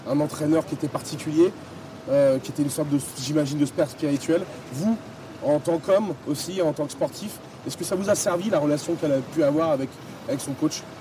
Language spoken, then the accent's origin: French; Saint-Étienne, Auvergne-Rhône-Alpes, France; je suis un peu plus stéphanois.